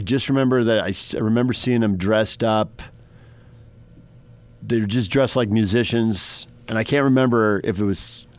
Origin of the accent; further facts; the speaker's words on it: San Diego, California, United States; growing up in San Diego